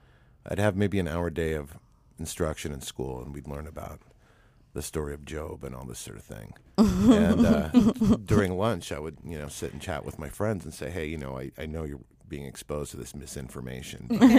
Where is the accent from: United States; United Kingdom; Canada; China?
Canada; No, actually, my parents were not Catholic. In Canada, there's a two-tier school system. There's English secular and French Catholic.